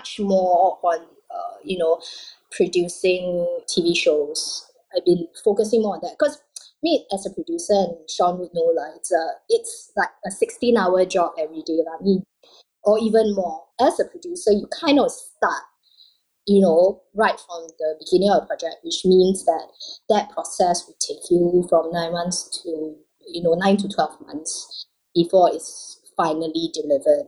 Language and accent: English; Singapore; I'm Singaporean